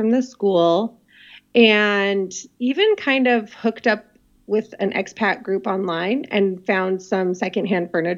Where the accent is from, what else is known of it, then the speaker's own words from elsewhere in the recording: Portland, Oregon, United States; moved away as an adult; also born or lived in Dublin / Toronto / Switzerland; now in Spokane, United States; I was born in Spokane, Washington, and ironically, I live here now. But growing up, we lived in Dublin for a while and Toronto. And then I mainly grew up in Portland, Oregon.